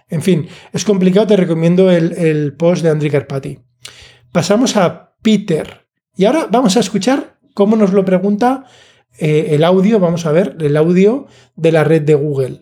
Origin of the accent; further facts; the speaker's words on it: Alicante, Valencian Community, Spain; yo soy de Alicante